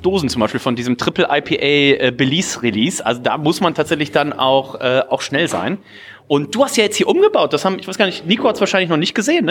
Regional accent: Remscheid, North Rhine-Westphalia, Germany; now in Hamburg, Germany; Wir waren sonst immer bei meiner äh, Oma und bei meinem Opa in Remscheid

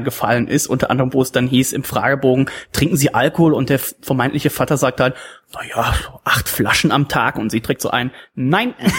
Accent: Germany

